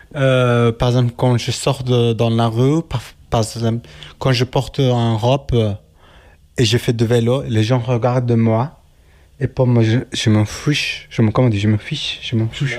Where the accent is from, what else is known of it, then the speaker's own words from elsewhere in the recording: Turkey; French is a second language; moved away as an adult; now in Geneva, Switzerland; je viens de la Turquie, mais je suis kurde